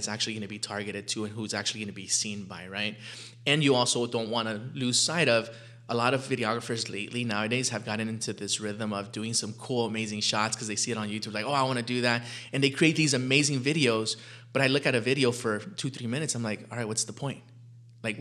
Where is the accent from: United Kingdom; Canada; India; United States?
United States; Los Angeles, California; we grew up poor in South LA.